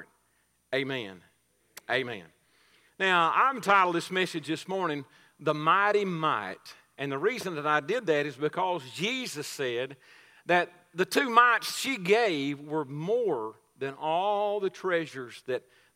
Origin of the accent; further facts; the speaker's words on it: Coleman County, Texas, United States; I'm sort of a homegrown product around here. I'm from Coleman County. I've lived around here all my life